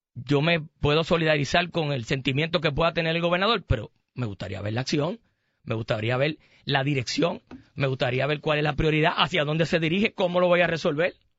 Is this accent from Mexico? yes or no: no; Caguas, Puerto Rico; el pueblo mío, mi pueblo de Cagua